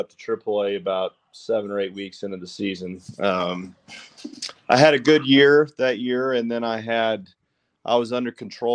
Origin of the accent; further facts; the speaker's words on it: West Texas, United States; I grew up in West Texas